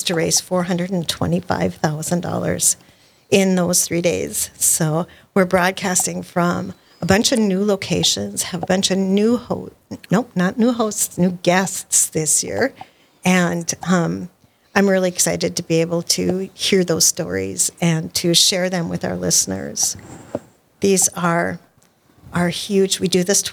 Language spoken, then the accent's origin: English; Park River, North Dakota, United States; I was born and raised in Park River, North Dakota.